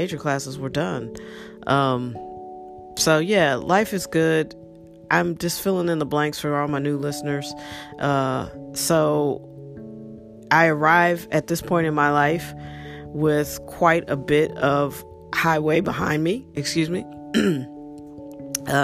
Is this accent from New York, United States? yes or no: no; St. Louis, Missouri, United States; moved away as an adult; also born or lived in Washington, D.C.; I grew up in St. Louis, and I went away to college, went to Howard University